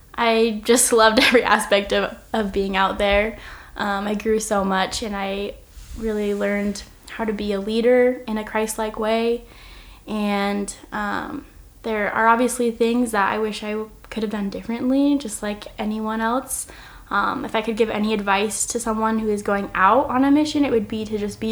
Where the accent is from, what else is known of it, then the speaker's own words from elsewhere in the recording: Oregon, United States; I'm from Oregon